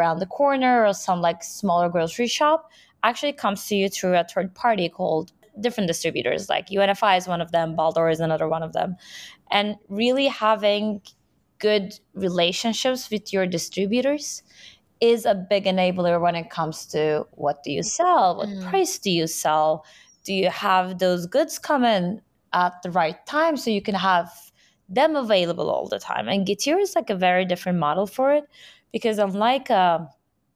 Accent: Istanbul, Turkey; moved away as an adult; now in New York, United States; born and raised in Istanbul, I've been living there for majority of my life.

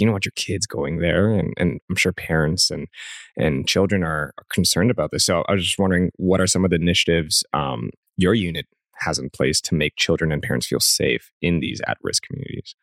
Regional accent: Canada; as a Canadian

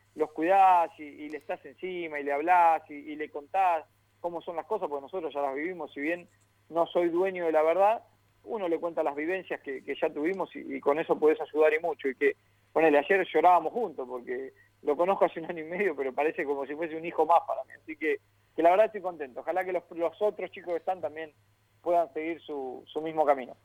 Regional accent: Lanús, Buenos Aires Province, Argentina; Yo soy del barrio de Lanús

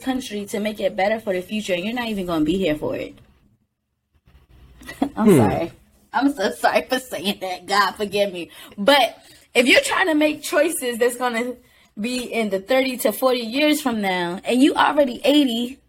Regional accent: United States; I'm American.

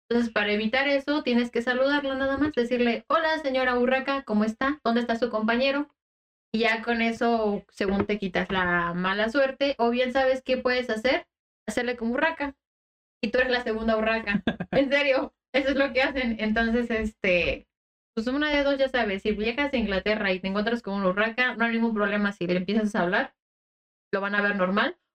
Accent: Japan; Yo también. Soy japonesa.

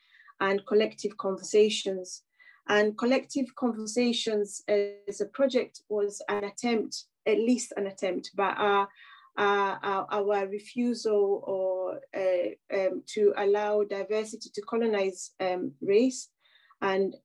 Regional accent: Kenya; moved away as an adult; now in United Kingdom; as a person who was born and bred in Kenya and I spent half of my life in the UK

